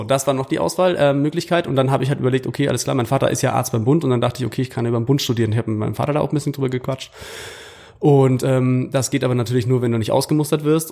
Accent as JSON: {"language": "German", "town": "Munich", "region": "Bavaria", "country": "Germany", "said": "kommend aus München oder aus Bayern"}